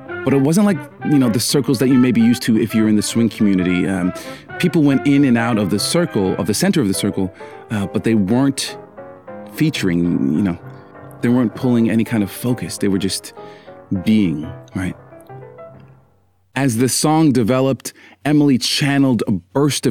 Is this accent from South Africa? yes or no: no; Canada; I'm Canadian. We love to apologize